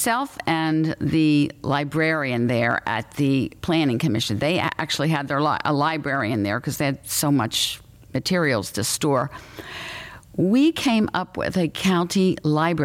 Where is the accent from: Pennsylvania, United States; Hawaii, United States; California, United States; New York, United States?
Pennsylvania, United States; Philadelphia suburbs; I grew up in the Philadelphia suburbs, which was a wonderful place to grow up